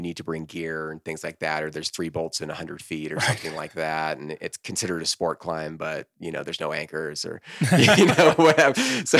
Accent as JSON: {"language": "English", "town": "Corvallis", "region": "Oregon", "country": "United States", "said": "Yeah. I'm from Corvallis, Oregon."}